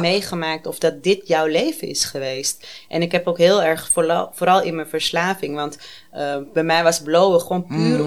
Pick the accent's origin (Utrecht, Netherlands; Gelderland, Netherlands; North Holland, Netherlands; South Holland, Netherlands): North Holland, Netherlands; Amsterdam; Ik ben 37 en ik kom uit Amsterdam